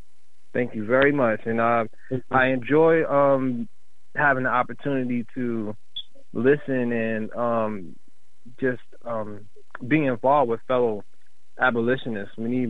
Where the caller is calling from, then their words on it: Bay City, Michigan, United States; I'm currently calling from Bay City, Michigan.